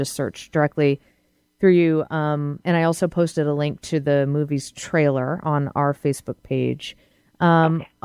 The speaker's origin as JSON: {"language": "English", "area": "outside of Boston", "region": "Massachusetts", "country": "United States", "tie": "born or raised there", "said": "I grew up outside of Boston."}